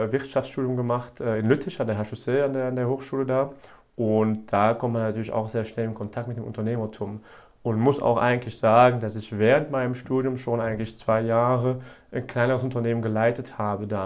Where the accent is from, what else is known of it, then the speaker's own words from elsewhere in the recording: Wallonia, Belgium; Genau, äh, bin aus Ostbelgien